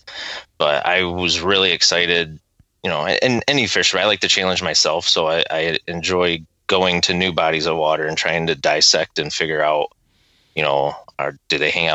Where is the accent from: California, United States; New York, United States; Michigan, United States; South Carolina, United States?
Michigan, United States; Wyandotte; I grew up in Wyandotte up until 10th or till I was in fifth grade.